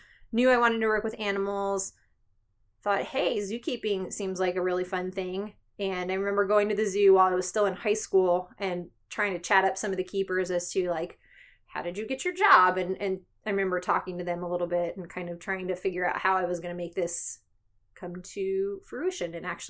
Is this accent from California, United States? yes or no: no; Philadelphia, Pennsylvania, United States; I grew up right outside of Philadelphia, so America's first zoo there, Philadelphia Zoo.